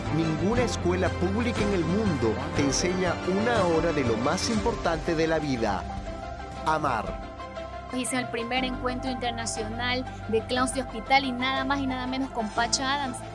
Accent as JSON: {"language": "Spanish", "country": "Ecuador", "said": "Soy ecuatoriana, efectivamente, de, familia ecuatoriana, humilde, sencilla, sensible"}